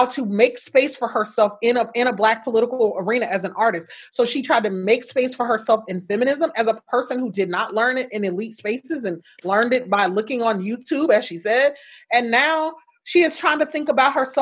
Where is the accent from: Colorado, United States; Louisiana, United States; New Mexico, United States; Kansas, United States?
Louisiana, United States; Shreveport; my hometown of Shreveport, Louisiana